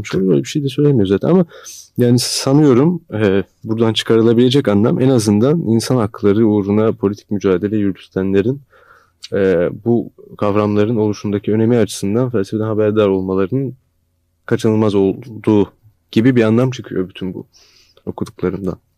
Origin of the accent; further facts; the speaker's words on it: Turkey; bir Türk olarak